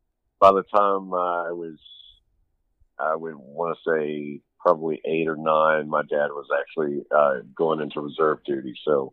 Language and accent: English; Daytona Beach, Florida, United States; born there; I was born in Daytona Beach, Florida. And my family is military.